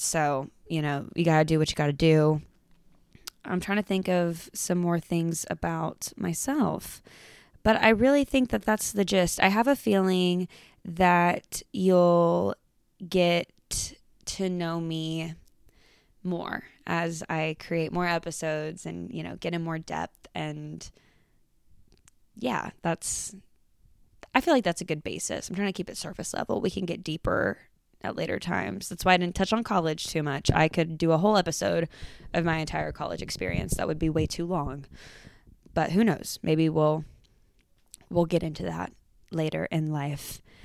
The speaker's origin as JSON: {"language": "English", "town": "Georgetown", "region": "Texas", "country": "United States", "tie": "born or raised there", "also_born_or_lived": "Denton, Texas", "said": "I was born and raised in Georgetown, Texas"}